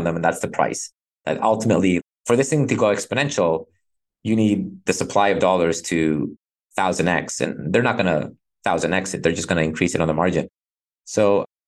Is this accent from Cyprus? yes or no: yes; Cyprus; I'm from Cyprus.